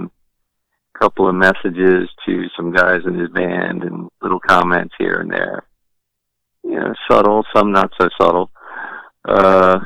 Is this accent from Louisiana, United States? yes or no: no; Baltimore, Maryland, United States; my hometown radio station, 98 Rock in Baltimore